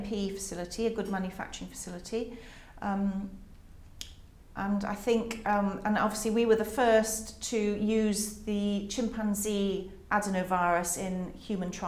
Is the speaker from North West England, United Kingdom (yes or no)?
no; Carmarthen, Wales, United Kingdom; moved away; also born or lived in Oxford; in Carmarthen in West Wales where we grew up